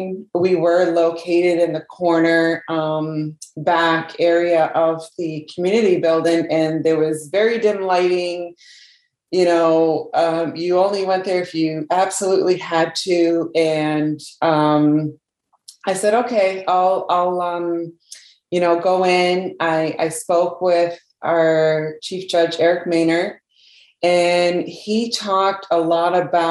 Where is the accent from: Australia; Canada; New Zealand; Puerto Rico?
Canada; now in Indian Island, United States; I was born in Canada